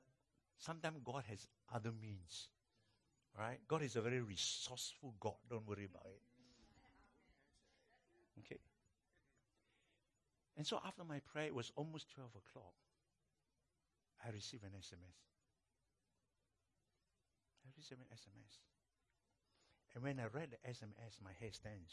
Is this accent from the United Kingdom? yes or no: no; Malaysia; I'm from Malaysia